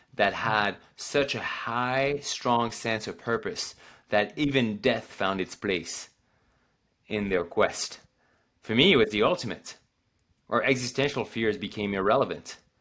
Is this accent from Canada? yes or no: no; France; now in Oregon, United States; I go back home in the Alps